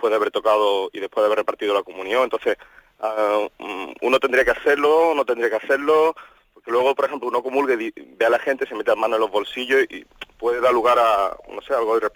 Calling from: Málaga, Andalusia, Spain; Soy … de Málaga y nada, enhorabuena por el programa.

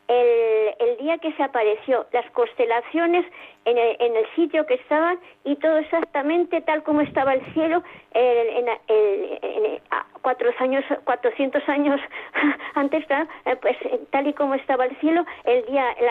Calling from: Zaragoza, Aragon, Spain; Buenas noches, soy … de Zaragoza.

